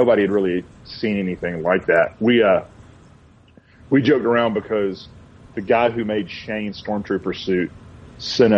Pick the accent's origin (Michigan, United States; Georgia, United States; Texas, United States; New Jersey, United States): Georgia, United States; Atlanta; also born or lived in Stone Mountain, Georgia / Kennesaw, Georgia / Athens, Georgia; I was born and raised in Atlanta, but grew up in Little Five Points.